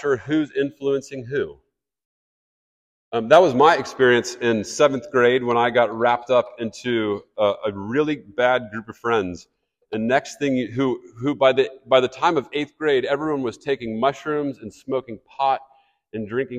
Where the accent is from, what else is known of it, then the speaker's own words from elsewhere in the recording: Kansas City, Missouri, United States; I grew up in Kansas City.